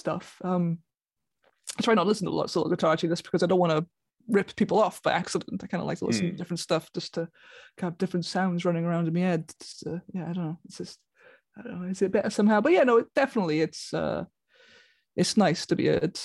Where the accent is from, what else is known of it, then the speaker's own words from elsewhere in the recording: Taff's Well, Wales, United Kingdom; now in Brighton, United Kingdom; I grew up in Tapswell, which is a village at the foot of the Garth Mountain